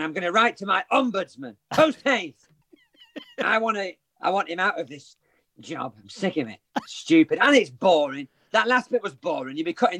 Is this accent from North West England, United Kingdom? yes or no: yes; Wigan, North West England, United Kingdom; He's from Scotland, I'm from Wigan, so we never met.